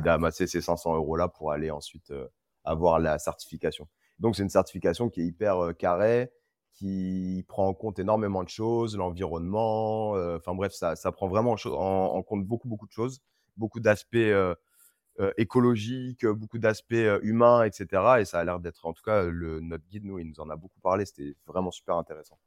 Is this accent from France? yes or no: yes; Reims, Grand Est, France; also born or lived in Senegal; now in Paris, France; Je viens de Reims